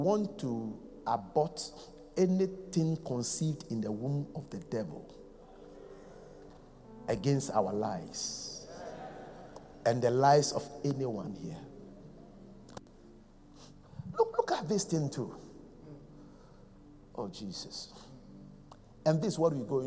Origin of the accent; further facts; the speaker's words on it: Accra, Greater Accra, Ghana; I am from Kolegono.